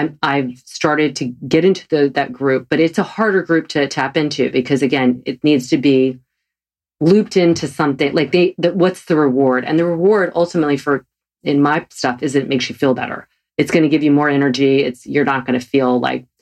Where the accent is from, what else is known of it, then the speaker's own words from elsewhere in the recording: the South, United States; I'm from the South.